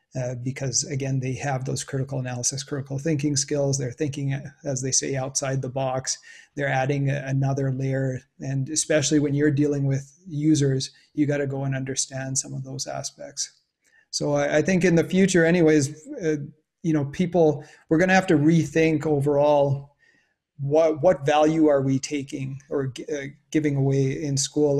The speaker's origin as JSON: {"language": "English", "country": "Canada", "tie": "born or raised there", "said": "growing up in Canada"}